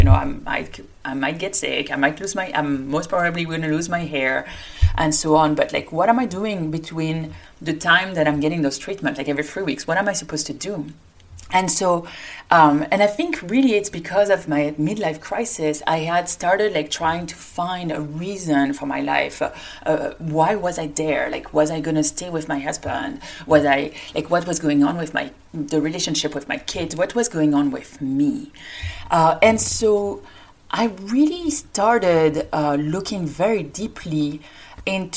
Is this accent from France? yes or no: yes; France; accent: French; English is a second language; moved away as an adult; also born or lived in Paris, France / Lyon, France / New York City, United States; now in Denver, United States; I, like my accent indicates, I come from France